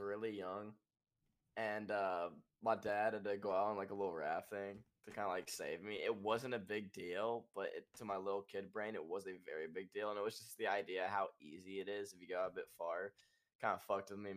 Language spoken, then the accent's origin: English; Texas, United States; I am from Texas, a little country boy